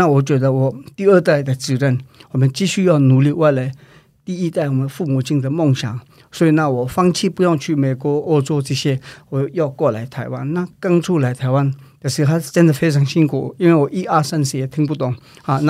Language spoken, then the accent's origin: Chinese; India; born there; 因为对我们来讲没有差的原因是说，我在印度出生，